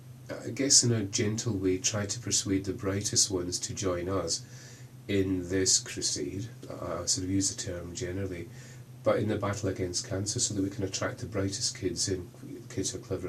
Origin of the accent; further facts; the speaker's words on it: Glasgow, Scotland, United Kingdom; accent: Scottish; moved away as an adult; also born or lived in Birmingham; now in Oxford, United Kingdom; When I left Glasgow, clearly by accent I'm Scottish, when I left Glasgow to move to Birmingham, I've been in Oxford for 7-8 years